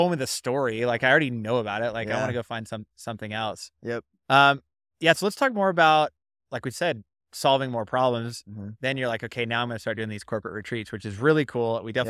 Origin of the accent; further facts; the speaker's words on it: Idaho, United States; That was literally, I grew up out near Owyhee County. It's called Jump Creek Canyon out there.